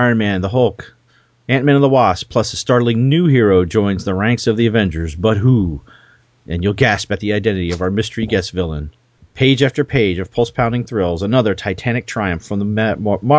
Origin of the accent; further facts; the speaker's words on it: New Jersey, United States; I was born in New Jersey